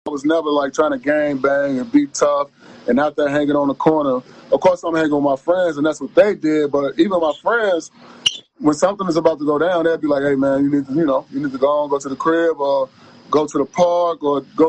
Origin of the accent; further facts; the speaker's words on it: Chicago, Illinois, United States; moved away as an adult; now in Arizona, United States; So I come from Chicago